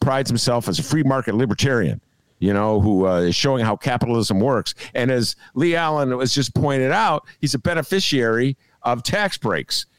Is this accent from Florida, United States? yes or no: no; Evanston, Illinois, United States; moved away as an adult; now in Chicago, United States; I grew up in Evanston, uh, a very sheltered middle class suburb